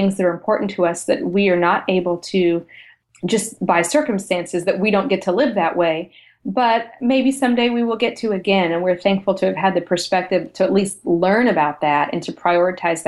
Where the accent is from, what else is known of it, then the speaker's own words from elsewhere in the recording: United States; also born or lived in Europe; we're American. Yes, we live here